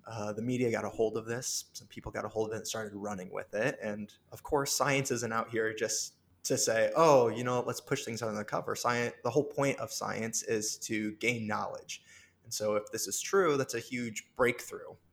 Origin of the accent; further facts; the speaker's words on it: Orion, Illinois, United States; now in Chicago, United States; I'm from a small town called Orion, Illinois. But yeah, I grew up on a farm with cows and corn and moved to the big city for school just uh, four years ago